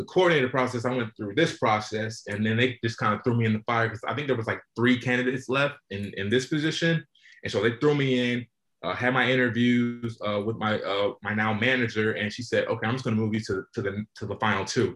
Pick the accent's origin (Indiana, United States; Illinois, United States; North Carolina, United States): North Carolina, United States; Charlotte; I'm from Charlotte, North Carolina.